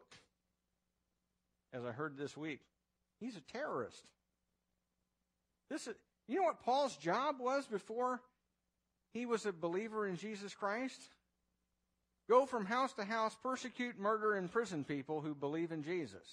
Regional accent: United States; As an American

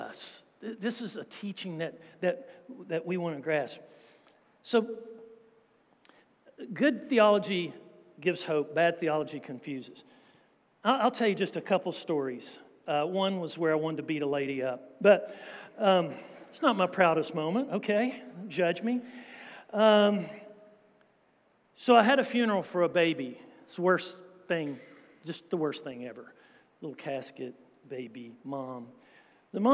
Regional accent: United States; being American

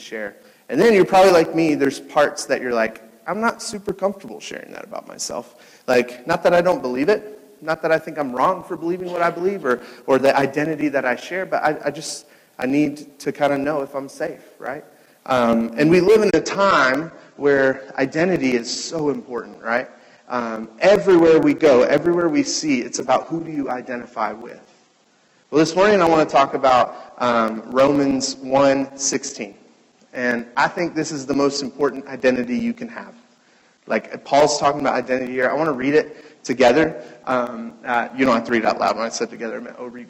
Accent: Cincinnati, Ohio, United States; now in Chicago, United States; I was born in Cincinnati.

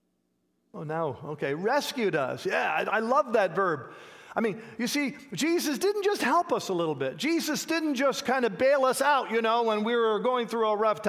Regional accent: Canada; now in United States; I grew up in Canada, and my wife and I are American citizens now

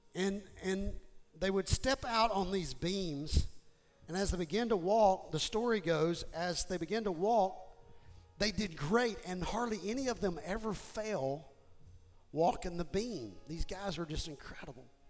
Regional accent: Houston, Texas, United States; I was raised in Houston

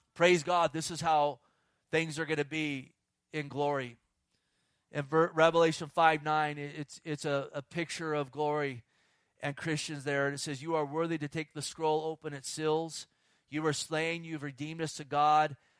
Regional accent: Bay Area, California, United States; I grew up in the Bay Area

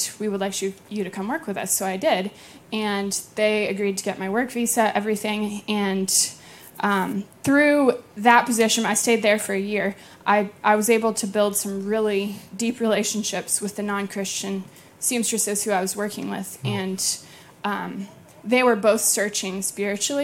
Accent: Blacksburg, Virginia, United States; moved away as an adult; I'm from Blacksburg, Virginia

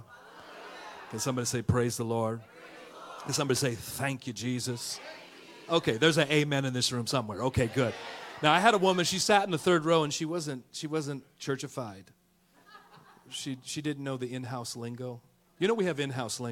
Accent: Oakland, California, United States; also born or lived in Georgia / Tennessee; now in Texas, United States; we're originally from the hood, and from Oakland, California, born and raised

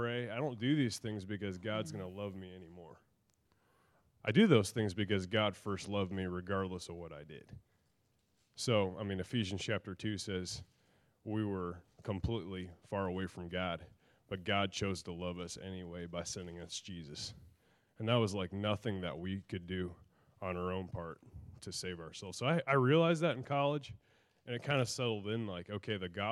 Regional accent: Kansas City, United States; moved away; born and raised in Kansas City. So that's where I'm from

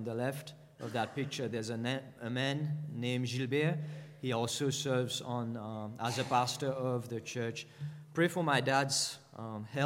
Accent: Mauritius; moved away; go back to Mauritius, which is my home country

